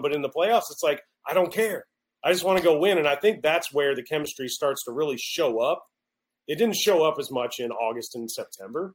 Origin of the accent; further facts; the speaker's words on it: Baton Rouge, Louisiana, United States; I'm from Baton Rouge, Louisiana